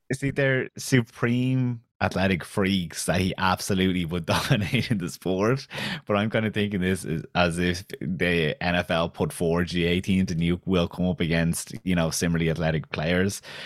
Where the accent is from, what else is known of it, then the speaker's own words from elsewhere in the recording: County Kildare, Ireland; Selwyn, where I'm from, is too Kildare for Dublin and too Dublin for Kildare. The accent is like, I'm from Kildare